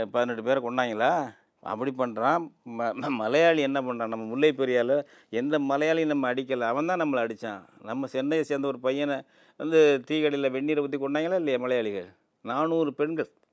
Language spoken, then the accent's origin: Tamil; Tamil Nadu, India; first language Tamil; எங்கள் இனம் தமிழ் இனம் எங்கள் தாய்மொழி தமிழ் எங்கள் தேசம் தமிழ் தேசம்